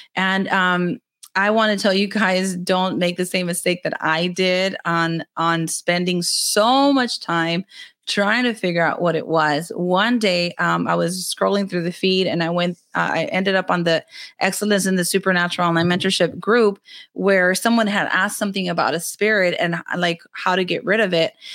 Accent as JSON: {"language": "English", "area": "Rio Grande Valley", "region": "Texas", "country": "United States", "said": "I'm from the Rio Grande Valley of Texas. I'm in the very southernmost part of Texas"}